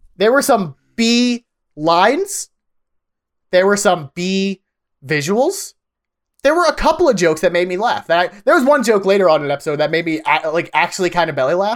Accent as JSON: {"language": "English", "region": "Pennsylvania", "country": "United States", "tie": "born or raised there", "said": "I grew up in Pennsylvania."}